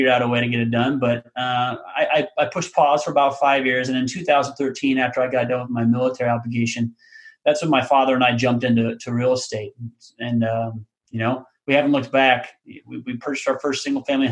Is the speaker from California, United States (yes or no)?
no; Council Bluffs, Iowa, United States; also born or lived in Omaha, Nebraska; So I was born in Counts Bluffs, Iowa, which is just a suburb of Omaha, Nebraska. So I've actually born and raised in the Omaha area, you know, grew up here.